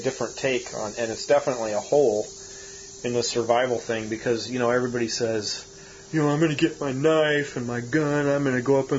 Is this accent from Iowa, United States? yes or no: yes; Iowa, United States; moved away; I grew up in Iowa in the country